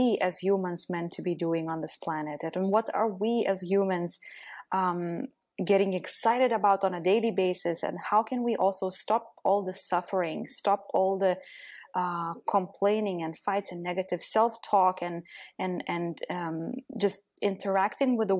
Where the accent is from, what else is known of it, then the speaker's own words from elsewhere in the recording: Lithuania; moved away; also born or lived in Belgium / Netherlands / Germany / Austria; I'm originally from Lithuania